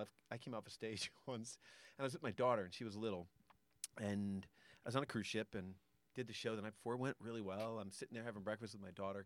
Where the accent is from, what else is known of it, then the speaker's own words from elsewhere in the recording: Connecticut, United States; I grew up in Connecticut